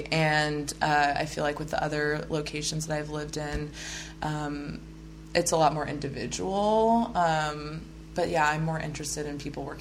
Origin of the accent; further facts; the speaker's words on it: Midwest, United States; also born or lived in Oklahoma / Kansas; I've noticed too, because I am a Midwesterner and living out here in the Pacific Northwest.